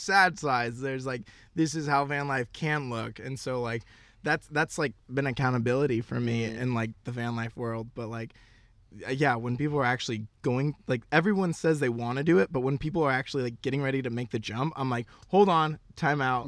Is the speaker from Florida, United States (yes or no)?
yes; Florida, United States; moved away as an adult; also born or lived in Knoxville, Tennessee / West Coast; born and raised in Florida, went to college in Knoxville, Tennessee